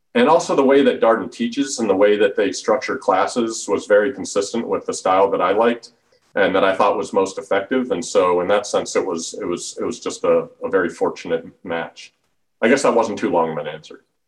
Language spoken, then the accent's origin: English; Denver, Colorado, United States; moved away as an adult; also born or lived in Washington, D.C. / Charlottesville, Virginia; I grew up in Denver, Colorado